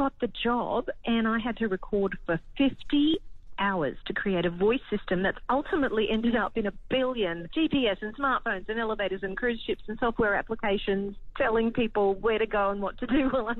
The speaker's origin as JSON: {"language": "English", "country": "Australia", "said": "I guarantee I'm very Australian."}